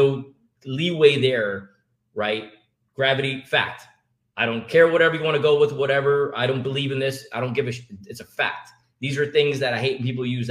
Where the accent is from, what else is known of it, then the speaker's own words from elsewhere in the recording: Jamaica; now in United States; When I grew up in Jamaica